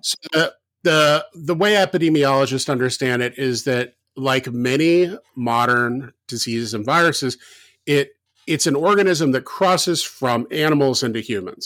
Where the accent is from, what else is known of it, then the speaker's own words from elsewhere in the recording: the South, United States; moved away; when I grew up in the South